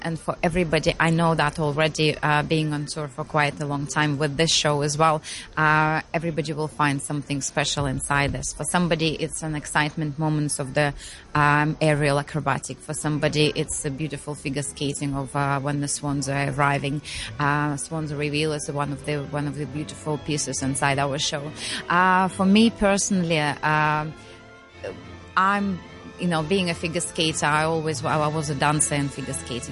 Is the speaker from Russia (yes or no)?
yes; Russia; We just had a little break, which we've spent at home in Russia. That's where we came from.